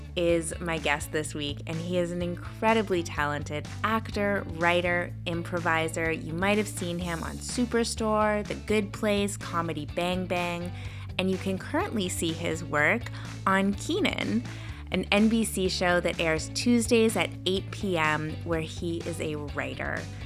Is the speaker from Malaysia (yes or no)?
no; Canada; I'm Canadian